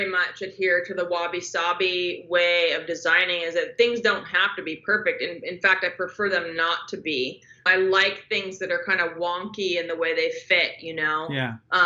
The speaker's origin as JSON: {"language": "English", "region": "Southern California", "country": "United States", "tie": "born or raised there", "said": "growing up in Southern California"}